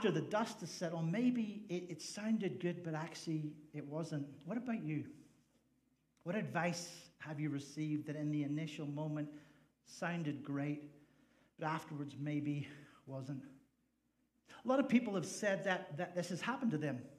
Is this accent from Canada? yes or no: no; Ireland; now in United States; I'm an Irish guy, in case you didn't figure that out. And we don't really have a lot of 4x4s in Ireland because um, the roads are really small and gas is really expensive.